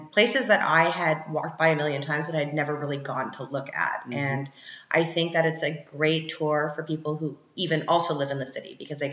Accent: Ottawa, Ontario, Canada; moved away as an adult; also born or lived in Toronto; now in Vienna, Austria; I'm from Ottawa originally

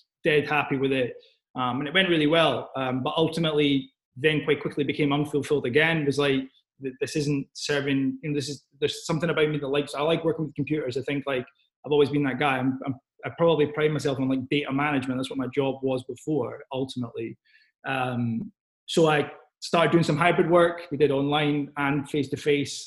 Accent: Scotland, United Kingdom; I am from Scotland

